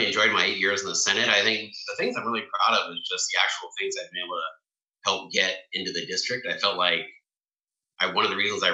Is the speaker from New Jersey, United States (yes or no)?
no; Tukwila, Washington, United States; also born or lived in Issaquah; I was born and raised in Tukwila.